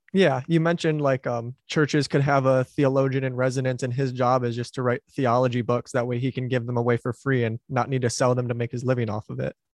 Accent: Wayne County, Michigan, United States; moved away; my parents still live where I grew up in Wayne County, which is the county where Detroit is in Michigan

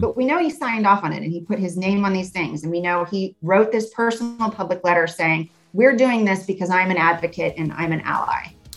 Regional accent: Arizona, United States; I grew up in Arizona

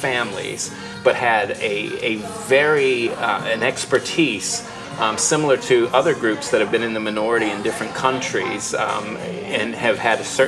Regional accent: Virginia, United States; I grew up in Virginia

